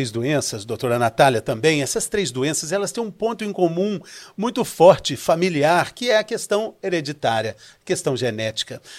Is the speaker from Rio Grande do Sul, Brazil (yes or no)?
no; São Paulo, Brazil; Nós somos lá de São Paulo, né, doutor? É uma cidade com muitos parques